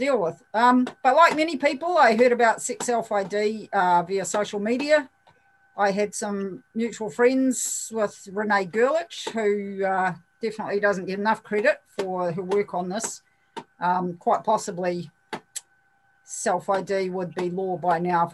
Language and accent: English; New Zealand; from New Zealand. I'm 57, I've lived here my whole life.